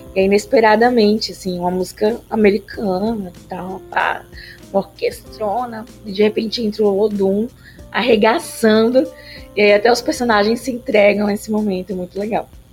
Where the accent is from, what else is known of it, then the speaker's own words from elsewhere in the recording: Bahia, Brazil; moved away; also born or lived in São Paulo; eu não nasci em Recife, sou baiana